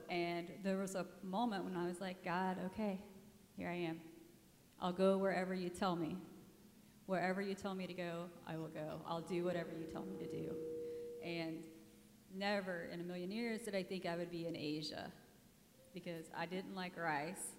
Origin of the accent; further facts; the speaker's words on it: Indiana, United States; moved away as an adult; now in Cambodia; I'm from Indiana originally